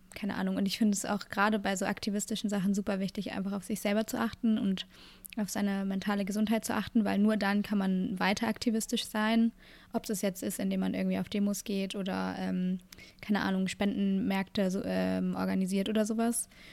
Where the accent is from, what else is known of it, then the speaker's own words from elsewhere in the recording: Germany; bei uns in Deutschland